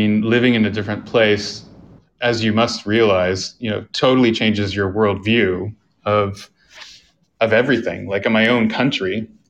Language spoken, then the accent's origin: English; Canada; moved away as an adult; also born or lived in South Korea; yes, I'm Canadian, but I don't feel just Canadian. I feel everywhere guy.